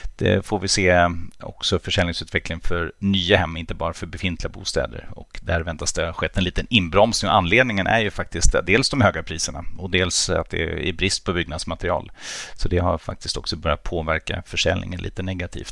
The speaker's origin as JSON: {"language": "Swedish", "country": "Germany", "tie": "born or raised there", "moved": "yes", "lives_now": "Sweden", "said": "jag som är tysk då, mm. eller född i Tyskland åtminstone"}